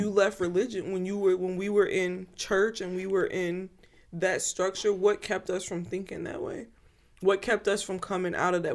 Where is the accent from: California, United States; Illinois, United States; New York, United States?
Illinois, United States; Chicago suburbs; I grew up in the Midwest, you know, suburbs. Chicago suburbs